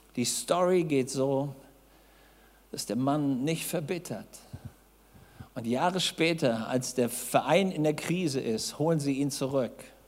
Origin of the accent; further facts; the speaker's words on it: Hamburg, Germany; Ich saß als Junge in Hamburg